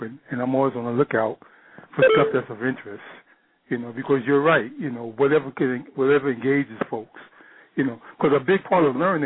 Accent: New York, United States; I'm from New York, born and raised in New York. Lived in New York for the majority of my life and still do. Currently, I reside in the Bronx.

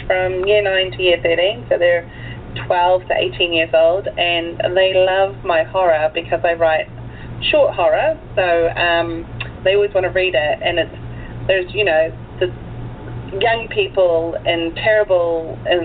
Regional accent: New Zealand; also born or lived in Michigan, United States / Auckland, New Zealand / Tauranga, New Zealand; originally I'm from the United States. I was born in Michigan. My parents immigrated to New Zealand when I was 4. So basically raised in New Zealand

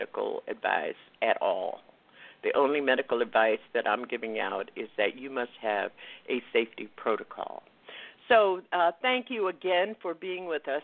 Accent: West Palm Beach, Florida, United States; West Palm Beach, Florida, which is my hometown

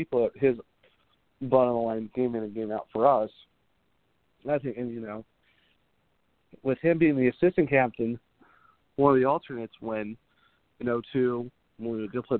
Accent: Ohio, United States; I'm not going to root for Pittsburgh because I'm from Northeast Ohio, so, you know, Cleveland, everything.

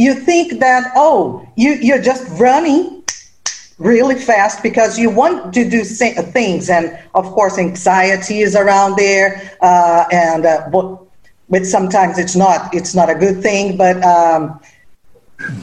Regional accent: Rio de Janeiro, Brazil; I am from Rio de Janeiro, and my background is from Germany, but I was born here in Brazil

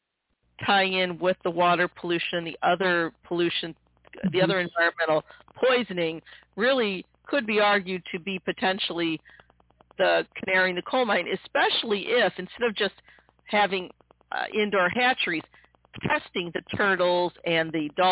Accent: Midwest, United States; also born or lived in Missouri; I'm born and bred in the Midwest

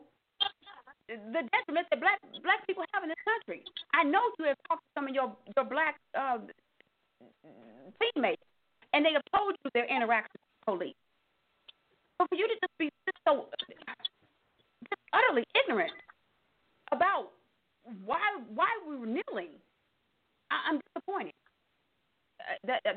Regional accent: Louisiana, United States; We are from Louisiana

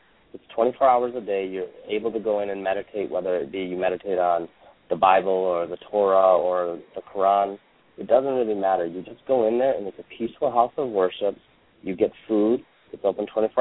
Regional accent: United States; also born or lived in India; I was born in India, grew up in America

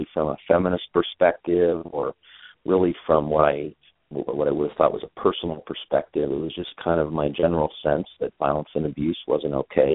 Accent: Northern California, United States; also born or lived in San Diego, California; I grew up in Northern California, went to Stanford University, went to UCLA School of Law

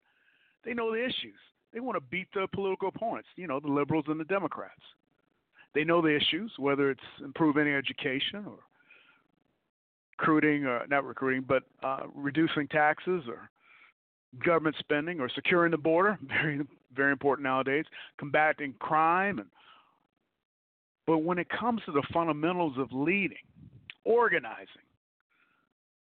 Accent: Detroit, Michigan, United States; moved away; also born or lived in Cobb County, Georgia; I'm from Detroit, Michigan. I'm from the Jeffries Projects.

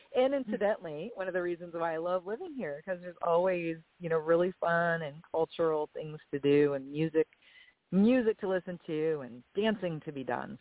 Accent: Erie, Pennsylvania, United States; also born or lived in Purdue (Indiana); now in Myrtle Beach, United States; I was actually born and raised in Erie, Pennsylvania

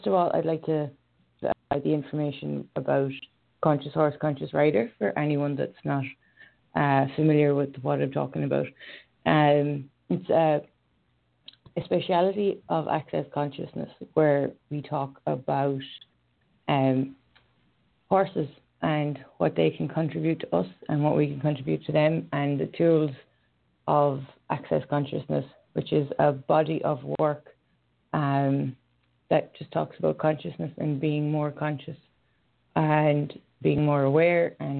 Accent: Galway, Connacht, Ireland; accent: Irish; I'm Irish, if you didn't know by the accent. I come from Galway in Ireland

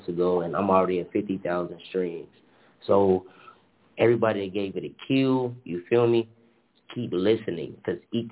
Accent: Harvey, Illinois, United States; I'm from Harvey, Illinois, the same city, same high school as Lupe Fiasco.

